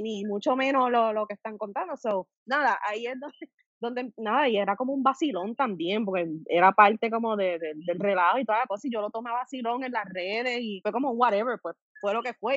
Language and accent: Spanish; Guayama, Puerto Rico; soy de Guayama y para ese entonces yo vivía en Guayama